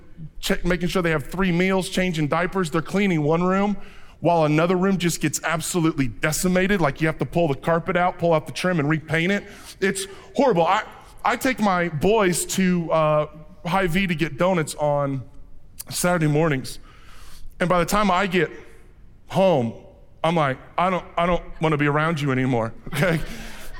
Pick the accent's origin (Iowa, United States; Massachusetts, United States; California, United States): Iowa, United States; Fort Madison; when I was growing up in Fort Madison, Iowa